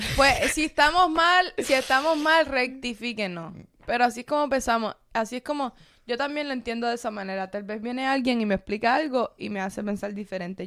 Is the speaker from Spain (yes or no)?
no; Cuba; now in United States; A mí me ha pasado solamente por ser cubana